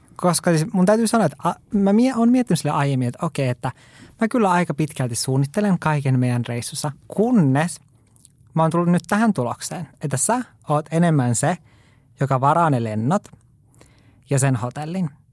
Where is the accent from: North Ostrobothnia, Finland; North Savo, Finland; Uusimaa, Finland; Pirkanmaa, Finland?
North Ostrobothnia, Finland; Oulu; also born or lived in Lapland; mä oon Oulusta kotoisin